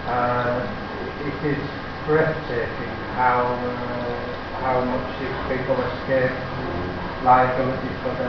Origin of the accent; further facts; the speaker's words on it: England, United Kingdom; Being English